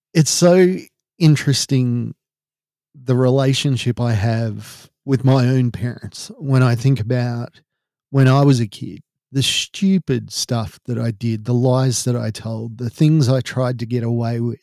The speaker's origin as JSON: {"language": "English", "country": "Australia", "said": "we're Australian"}